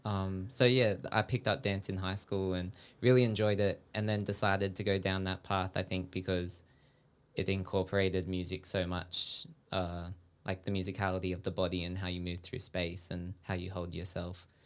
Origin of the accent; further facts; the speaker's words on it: Sydney, New South Wales, Australia; I grew up in Sydney